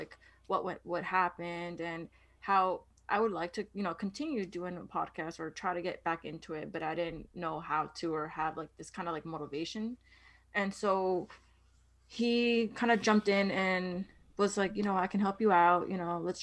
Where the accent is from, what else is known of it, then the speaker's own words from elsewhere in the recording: New York, United States; I'm from New York, born and raised